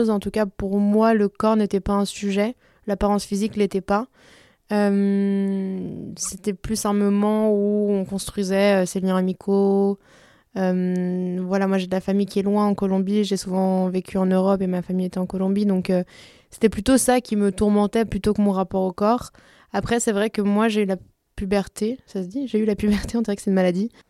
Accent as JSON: {"language": "French", "country": "Belgium", "tie": "born or raised there", "also_born_or_lived": "France", "said": "donc j'ai la, double culture, on va dire, européenne, parce que j'ai grandi en Belgique et en France, euh, mais aussi euh, latino."}